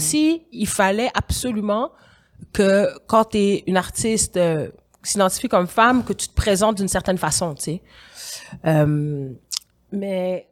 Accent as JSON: {"language": "French", "region": "Quebec", "country": "Canada", "also_born_or_lived": "Senegal", "said": "en tant que Québécoise d'origine sénégalaise qui vit ici, qui vit en Occident"}